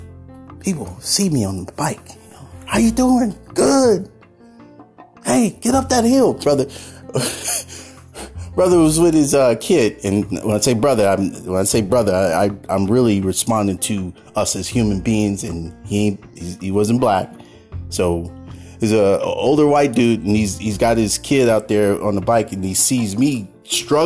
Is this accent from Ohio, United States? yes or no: no; Oakland, California, United States; while I was growing up in Oakland in the Bay Area